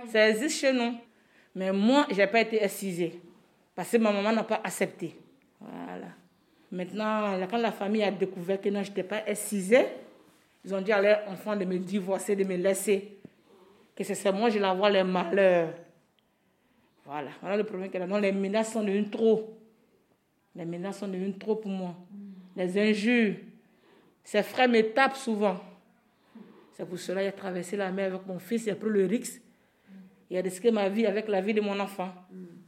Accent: Côte d’Ivoire; moved away as an adult; now in France; Je viens de la Côte d'Ivoire. J'ai quitté ma famille pour venir ici.

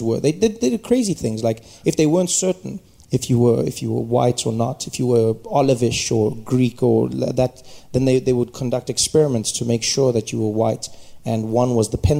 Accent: Soweto, Gauteng, South Africa; I grew up in Soweto

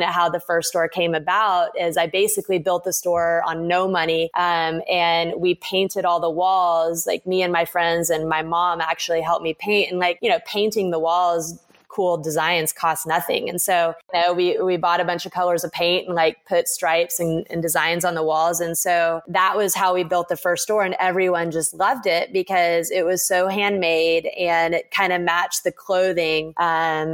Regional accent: Dallas-Fort Worth area, North Texas, United States; moved away; I grew up actually in North Texas in the Dallas-Fort Worth area

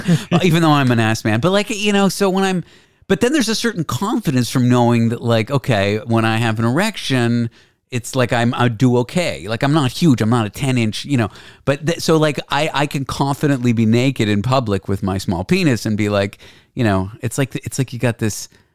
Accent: Canada; accent: Canadian; now in United States; That's like my Canadian accent in the US now that I've been here 10 years. People can't quite place it.

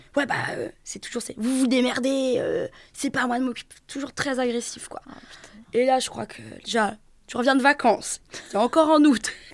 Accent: Brittany, France; moved away; chez moi en Bretagne

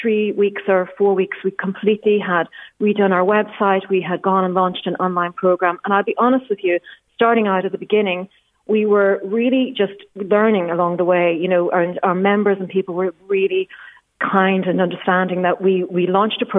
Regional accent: Dundalk, Leinster, Ireland; I grew up in Dundalk as well, between the ages of sort of 11 and 18 or 20 or so.

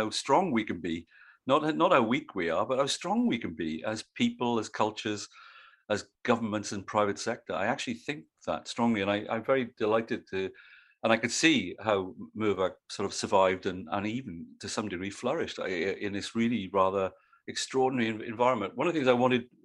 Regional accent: South Wales, United Kingdom; moved away as an adult; now in Australia; growing up in South Wales

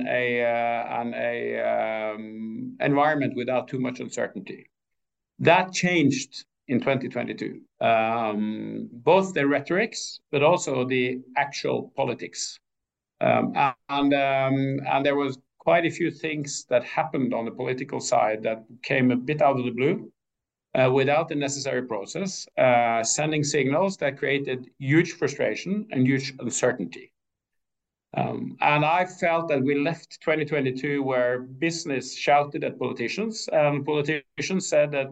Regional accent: Askøy, Vestland, Norway; also born or lived in Trondheim; I grew up on Askøy outside Bergen.

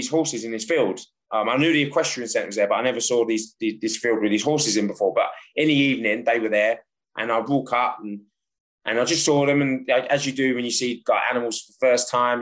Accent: London, United Kingdom; moved away as an adult; now in France; So as a child, I grew up in London.

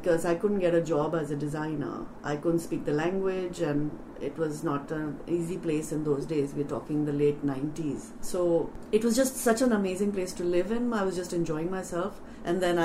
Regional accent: Delhi, India; moved away; also born or lived in Mumbai; I was born in Bombay but brought up in Delhi. So I've lived in Delhi all my life, well, at least growing years

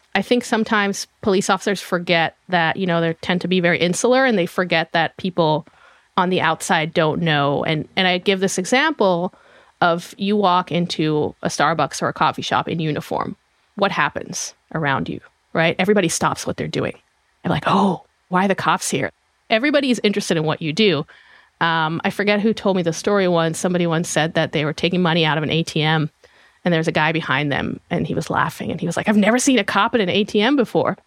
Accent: Israel; moved away as an adult; now in United States; I am from Israel originally. I was born and raised there. Came to the U S in two thousand seven

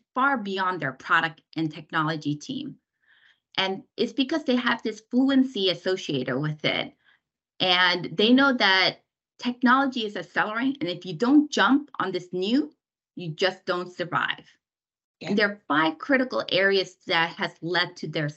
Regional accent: South Korea; now in United States; I was born in Korea, immigrated to the United States. So I'm a Korean American.

